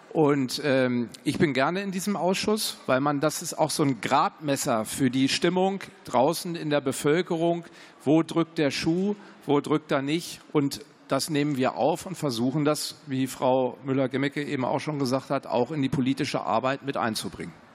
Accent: Hanover Region, Lower Saxony, Germany; Ich komme aus Niedersachsen, aus der Region Hannover

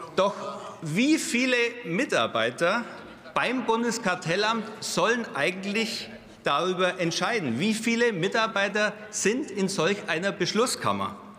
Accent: Bavaria, Germany; als Bayer

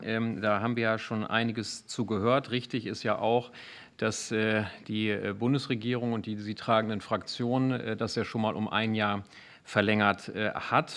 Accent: Bad Iburg, Lower Saxony, Germany; im Rat meiner Heimatstadt Bad Iburg

